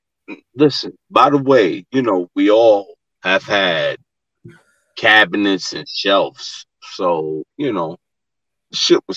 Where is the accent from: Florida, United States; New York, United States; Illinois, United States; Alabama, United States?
New York, United States; New York City; I'm from Gravesend. Okay. Coney Island, Brooklyn.